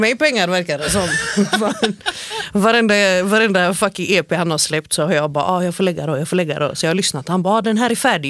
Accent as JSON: {"language": "Swedish", "town": "Gothenburg", "region": "Västra Götaland", "country": "Sweden", "said": "som kom ifrån eh, Angered"}